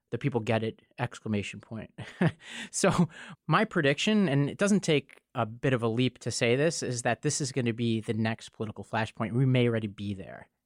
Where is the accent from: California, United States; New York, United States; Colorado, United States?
New York, United States; New York City; in my hometown of New York City